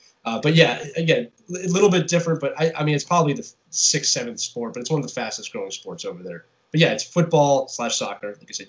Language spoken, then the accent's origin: English; Northeast, United States; I grew up in the Northeast where there's a lot of hockey teams.